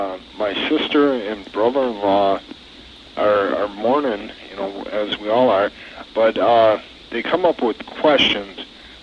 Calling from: Beaver Dam, Wisconsin, United States; Beaver Dam, Wisconsin.

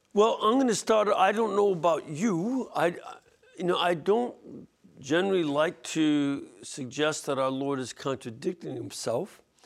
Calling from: Montclair, New Jersey, United States; I'm calling from Montclair, New Jersey

